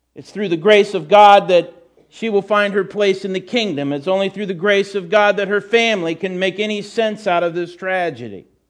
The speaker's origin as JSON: {"language": "English", "country": "United States", "said": "as a Christian, despite being an American"}